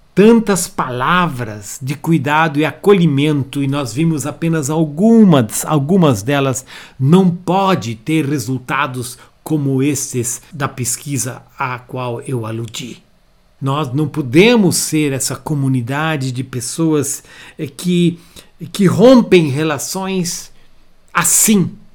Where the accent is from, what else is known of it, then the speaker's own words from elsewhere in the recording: Brazil; como brasileiros